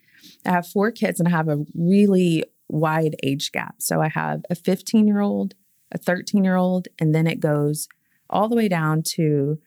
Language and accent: English; Texas, United States; moved away as an adult; now in Tulsa, United States; I'm from Texas